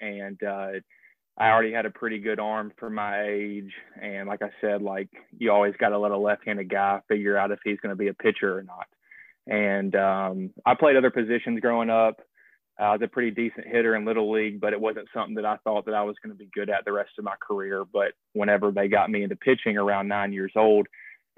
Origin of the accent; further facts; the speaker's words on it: Alabama, United States; I'm from Alabama